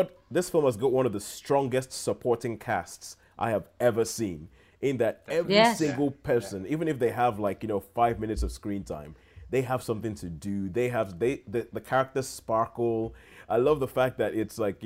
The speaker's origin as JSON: {"language": "English", "country": "Nigeria", "tie": "born or raised there", "moved": "yes", "said": "my childhood growing up in Nigeria"}